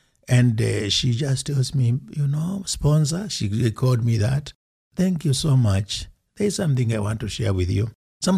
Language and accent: English; Kenya; moved away as an adult; also born or lived in Wyoming; now in United States; then when I go to Kenya for the first time after I left to come to college in Wyoming, where I picked my accent